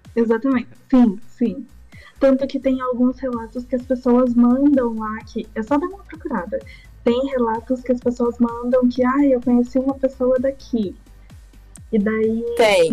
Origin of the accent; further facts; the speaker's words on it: Curitiba, Paraná, Brazil; eu sou de Curitiba